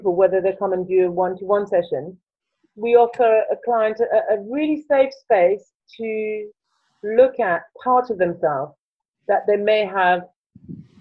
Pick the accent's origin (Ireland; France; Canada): France; Paris, Île-de-France; accent: French; English is a second language; moved away as an adult; now in Brighton, United Kingdom; And I originally come from France, as you can probably tell in my accent. I grew up in Paris, and I came to the UK in my early 20s.